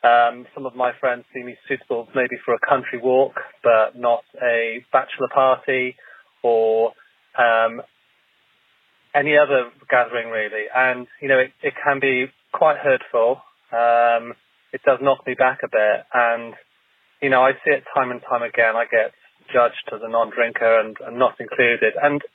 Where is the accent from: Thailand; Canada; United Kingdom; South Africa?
United Kingdom; London